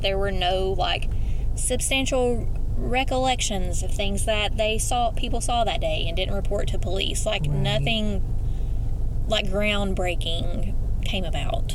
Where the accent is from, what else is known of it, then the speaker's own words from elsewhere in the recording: Eastern Kentucky, United States; accent: Eastern Kentucky; my Eastern Kentucky accent